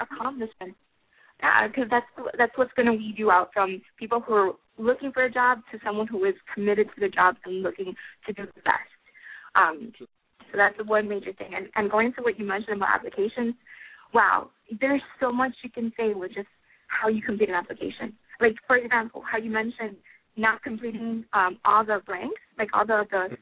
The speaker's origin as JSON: {"language": "English", "region": "Florida", "country": "United States", "said": "I'm actually from Florida"}